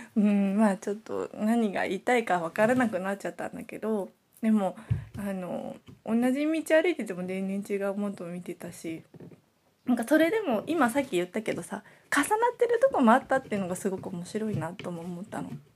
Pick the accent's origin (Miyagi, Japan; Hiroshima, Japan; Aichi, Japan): Aichi, Japan; Nagoya; 私は名古屋生まれ名古屋育ち